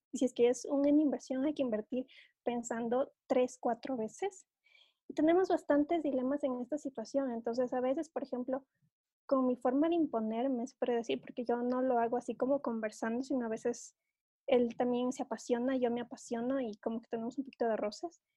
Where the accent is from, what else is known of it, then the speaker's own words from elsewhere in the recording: Ecuador; aquí en mi país